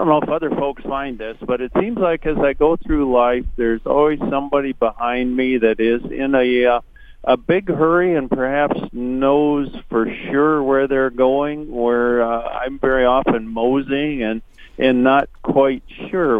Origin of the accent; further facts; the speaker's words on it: Minnesota, United States; I am from Minnesota